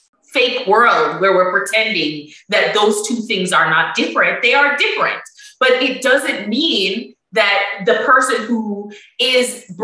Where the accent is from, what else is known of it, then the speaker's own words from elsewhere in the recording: Jamaica; now in United Kingdom; I am still Jamaican. My kids will still be Jamaican, even if they grow up here their entire lives.